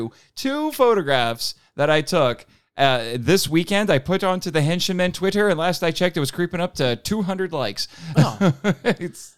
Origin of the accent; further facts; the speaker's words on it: Indiana, United States; So I'm from Indiana.